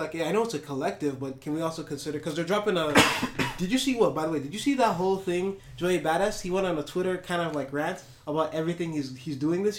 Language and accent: English; Toronto, Ontario, Canada; Since we are from Toronto, we are Canadians.